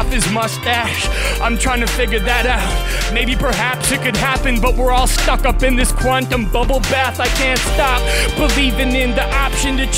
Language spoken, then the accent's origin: English; Western Canada, Canada; I'm from Western Canada